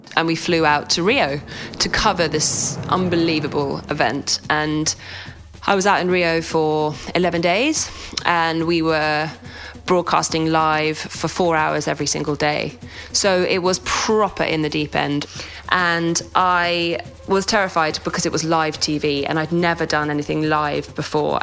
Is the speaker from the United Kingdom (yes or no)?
yes; United Kingdom; also born or lived in London; we're British